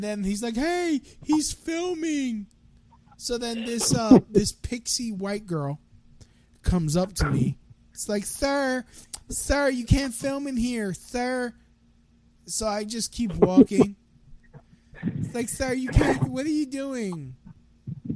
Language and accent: English; New York, United States; I was born in New York.